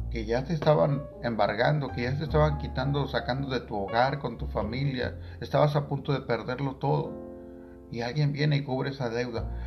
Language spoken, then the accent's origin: Spanish; Tangamandapio, Michoacán, Mexico; en Tangamandapio, mi pueblo natal